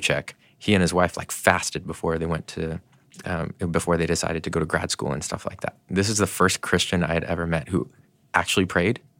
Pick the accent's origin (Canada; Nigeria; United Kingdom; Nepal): Canada; now in United States; I was born in Canada